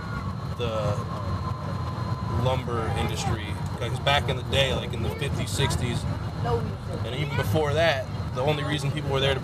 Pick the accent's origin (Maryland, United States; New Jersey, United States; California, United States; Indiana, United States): New Jersey, United States; Newark; moved away as an adult; also born or lived in Philadelphia; I grew up in Newark, New Jersey, and it's not really a good place